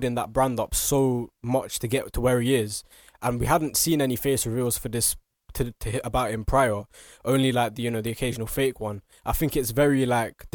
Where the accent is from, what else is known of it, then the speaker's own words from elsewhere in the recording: England, United Kingdom; we live in England and we're, you know, we're British, we're English